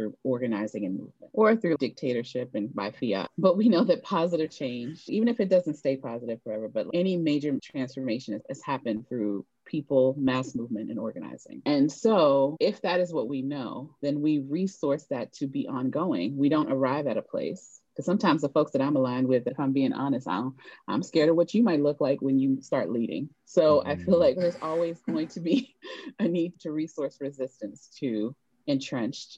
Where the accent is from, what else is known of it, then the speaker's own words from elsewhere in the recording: Prince George's County, DC area, Maryland, United States; also born or lived in New York; I grew up in a community of immigrants from Sierra Leone in the DC area